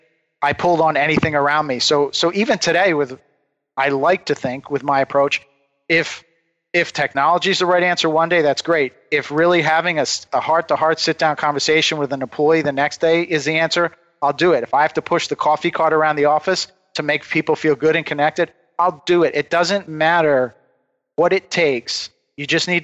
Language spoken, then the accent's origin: English; United States; we come from the Delaware River, which is the home of decoy carving. Many of the great old-time decoy carvers came from there. So I grew up in this environment